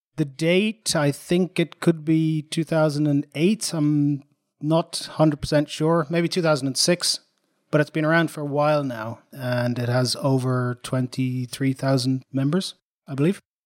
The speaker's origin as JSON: {"language": "English", "town": "Dublin", "region": "Leinster", "country": "Ireland", "tie": "born or raised there", "moved": "as an adult", "lives_now": "Sweden", "said": "I'm an Irish guy, so I was born in Dublin. Ireland, nineteen sixty-six"}